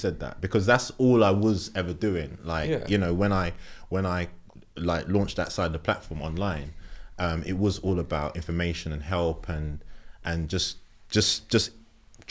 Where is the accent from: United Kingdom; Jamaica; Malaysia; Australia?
United Kingdom; London; born and raised in Tottenham